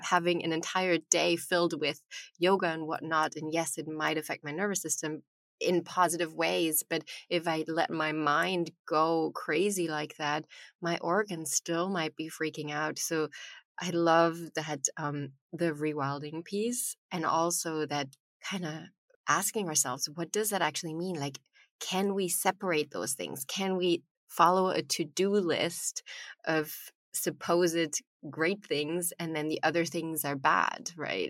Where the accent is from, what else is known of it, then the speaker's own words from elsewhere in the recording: Germany; I was born in Germany